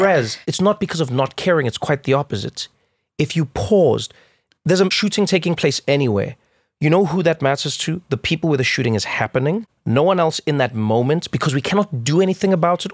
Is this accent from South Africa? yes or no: yes; South Africa; growing up in South Africa